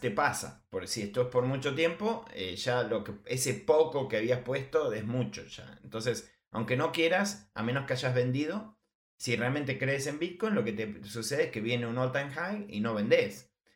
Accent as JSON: {"language": "Spanish", "country": "Argentina", "said": "como argentino lo sé"}